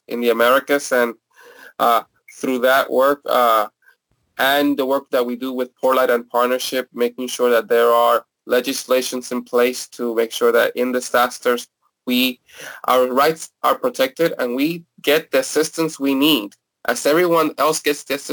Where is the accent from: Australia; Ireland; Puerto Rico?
Puerto Rico; moved away as an adult; now in Philadelphia, United States; And I am originally from Puerto Rico. I moved to Philadelphia in 2004 when I was 21